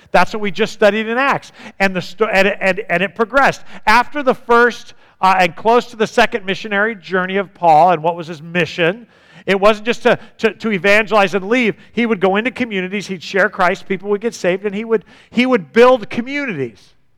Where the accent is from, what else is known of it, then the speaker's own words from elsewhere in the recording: United States; as an American